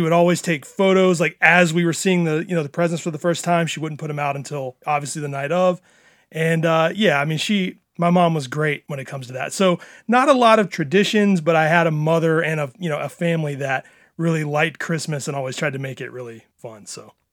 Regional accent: Tupelo, Mississippi, United States; I grew up in Mississippi

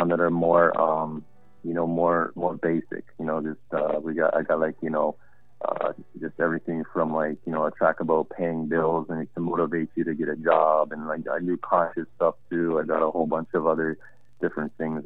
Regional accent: Canada; As a Canadian artist, I think this is pretty much like I'd be the only Canadian artist that's making this move

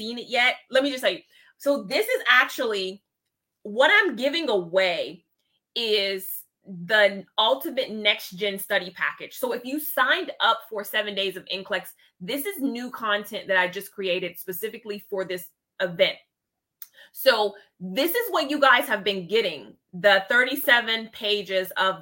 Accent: Ohio, United States; Representing my home state. Ohio.

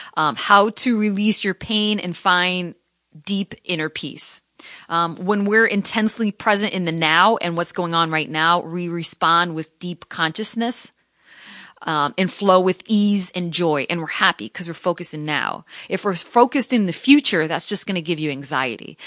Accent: Connecticut, United States; moved away as an adult; also born or lived in Providence / Seattle; I was the first in my family to ever go to college, to go to a, a, you know, a university, to move out from Connecticut

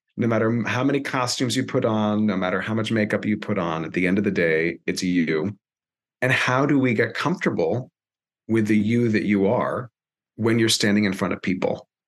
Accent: Miami, Florida, United States; first language Spanish; English is a second language; So I was born and raised in Miami, Florida, proud uh, son of Cuban immigrants and also grandchild of Spanish immigrants. Spanish is my first language.

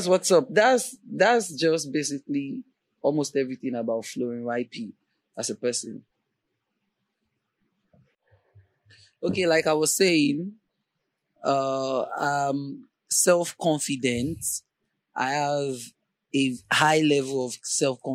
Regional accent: Ibadan, Oyo, Nigeria; moved away as an adult; now in Lagos, Nigeria; I really wanted to leave Ibadan because I lived in Ibadan all my life

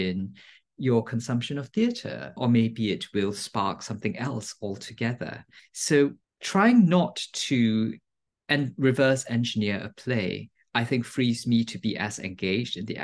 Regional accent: Singapore; moved away; I grew up in Singapore, and it's a multilingual country.

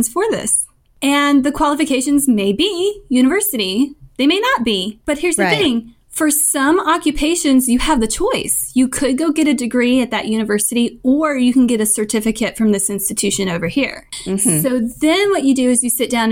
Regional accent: Alabama, United States; I am from Alabama

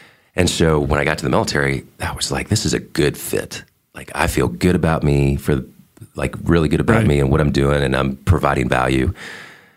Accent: Columbus, Ohio, United States; moved away as an adult; also born or lived in Boston, Massachusetts; now in Fernandina Beach, United States; We ended up in Ohio, Columbus, Ohio. And so I would call Ohio home just because I spent the most time there. Got there in second grade, graduated from there

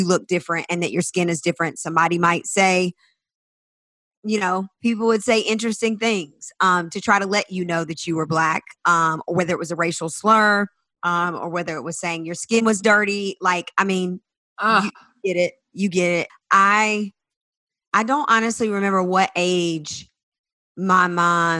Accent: South Carolina, United States; I'm from the South, from South Carolina, in a small town

